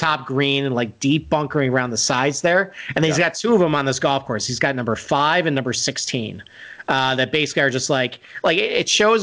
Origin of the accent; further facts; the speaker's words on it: Rochester, New York, United States; growing up in Rochester, New York